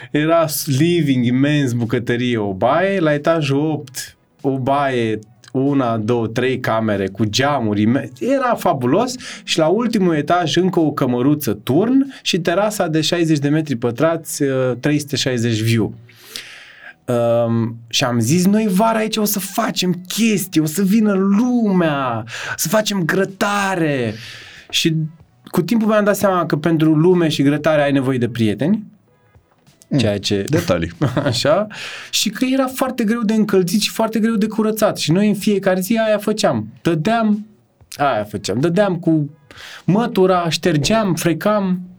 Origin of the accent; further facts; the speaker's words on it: Târgu Ocna, Bacău County, Romania; eram din Târgu Ocna așa am un simț, n-am un simț al măsurii prea puternic și sunt ușor cocalar când vine vorba de să arăt cât am.